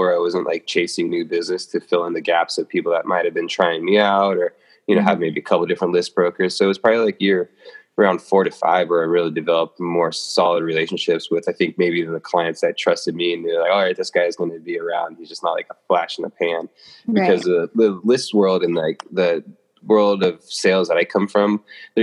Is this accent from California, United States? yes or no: yes; Los Angeles, California, United States; moved away; also born or lived in Atlanta; I'm from Los Angeles